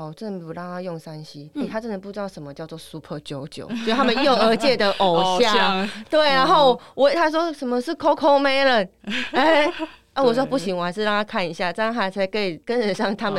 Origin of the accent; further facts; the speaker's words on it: Taiwan; 反正医疗资源这么丰富，我们就相信我们台湾人的医疗